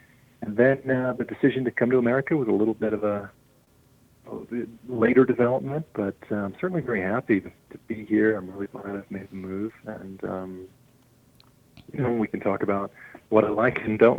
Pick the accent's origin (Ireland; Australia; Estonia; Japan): Ireland; moved away as an adult; now in United States; I am from Ireland, born and raised in Ireland.